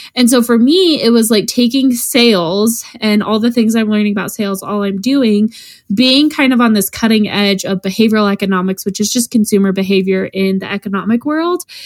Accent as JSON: {"language": "English", "region": "Colorado", "country": "United States", "said": "we're from Colorado"}